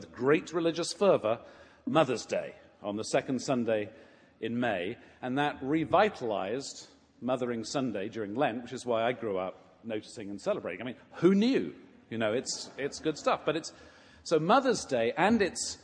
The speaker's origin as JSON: {"language": "English", "region": "England", "country": "United Kingdom", "tie": "born or raised there", "moved": "yes", "said": "growing up in England, I attended a parish in the village where I sang in the choir"}